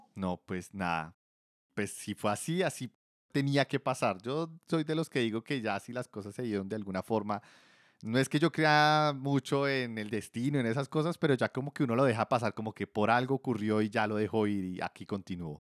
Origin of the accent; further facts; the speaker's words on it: Bogotá, Colombia; yo soy de Bogotá, también Colombia